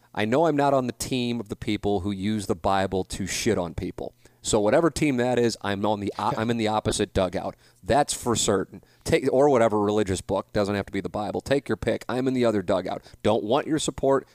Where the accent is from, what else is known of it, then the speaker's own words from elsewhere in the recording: St. Louis, Missouri, United States; moved away; my classmates from Saint Louis University High School